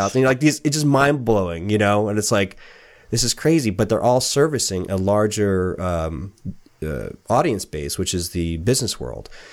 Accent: San Diego, California, United States; moved away as an adult; also born or lived in Los Angeles; now in Portland, United States; I was from San Diego and spent a lot of time in L.A.

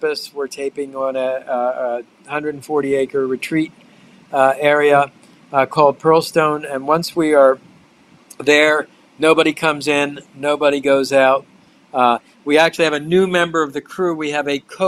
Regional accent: Baltimore, Maryland, United States; moved away; That's my hometown where I grew up

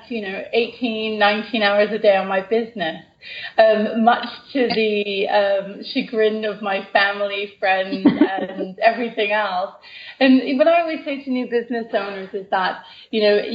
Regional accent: Canada; now in United Kingdom; I'm originally from Canada

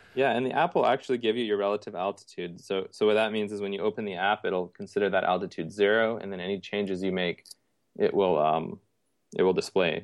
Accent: Canada; moved away as an adult; now in Houston, United States; I grew up in Canada

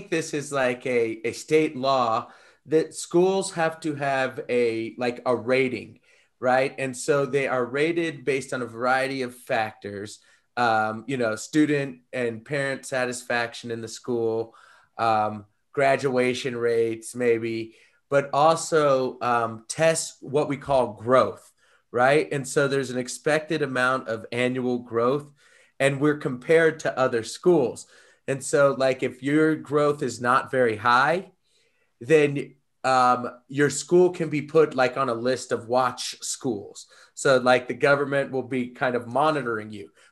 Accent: United States; we are from the United States.

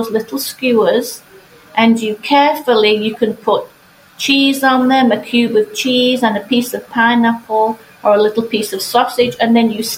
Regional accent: England, United Kingdom; moved away; I grew up in England

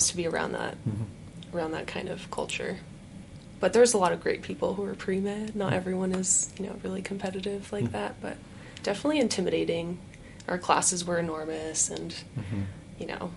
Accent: Los Angeles, California, United States; moved away as an adult; also born or lived in Ukraine; now in Utah, United States; I grew up in the LA area, kind of moved around a little bit, but grew up there, went to college there, and then moved to Utah

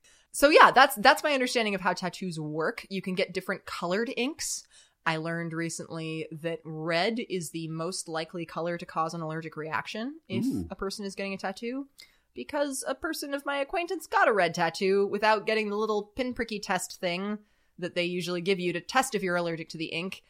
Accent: California, United States; I grew up in Southern California, not too far from the coast, so I spent a lot of time in contact with the ocean.

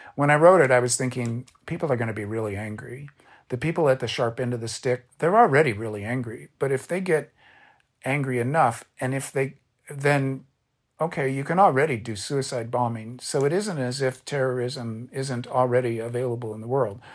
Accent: Orange County, California, United States; I'm a beach kid. I grew up in Orange County

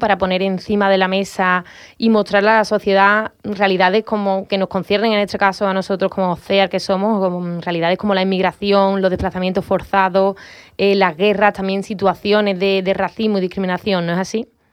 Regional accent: Andalusia, Spain; los andaluces y andaluzas solemos vivir con mucho orgullo

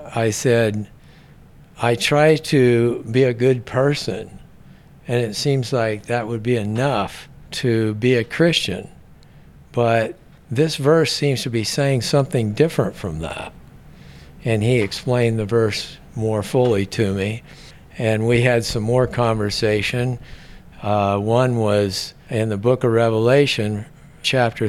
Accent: Seattle, Washington, United States; now in Scottsdale, United States; I was born in Seattle, Washington, and I didn't come from a religious home

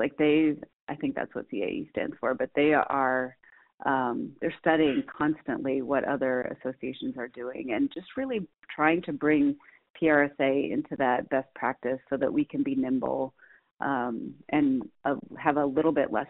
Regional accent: Minnesota, United States; also born or lived in Nebraska; I was born in Nebraska, raised in Minnesota.

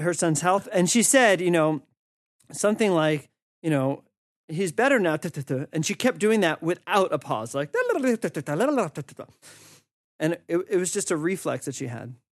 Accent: United States; moved away as an adult

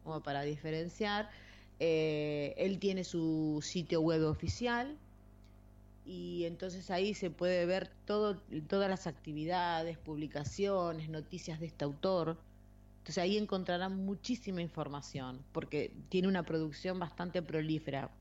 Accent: Argentina; now in Spain; yo que vengo de Argentina

